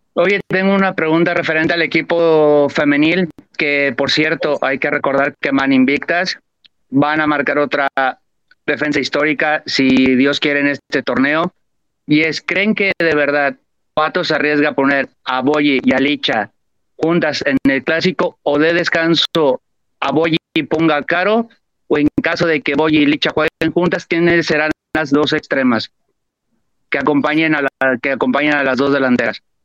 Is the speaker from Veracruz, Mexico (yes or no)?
no; Guadalajara, Jalisco, Mexico; moved away as an adult; now in Barcelona, Spain; soy de Guadalajara, pero ahorita mismo me vine para Europa a estudiar la carrera precisamente de entrenador y no estoy en la ciudad